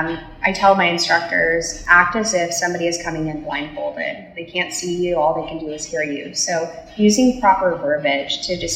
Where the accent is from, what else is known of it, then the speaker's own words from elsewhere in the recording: near Sugar Land, Texas, United States; moved away; also born or lived in Stephenville, Texas; it's near my hometown.